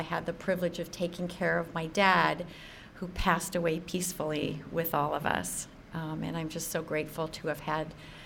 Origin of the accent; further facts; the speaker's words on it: Sacramento, California, United States; moved away as an adult; also born or lived in Orange County, California; now in North San Diego County, United States; I'm originally from Sacramento